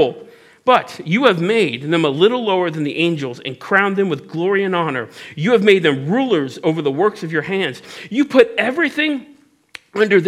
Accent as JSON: {"language": "English", "town": "Cincinnati", "region": "Ohio", "country": "United States", "said": "I'm from Cincinnati, so I say steal other people's prayers."}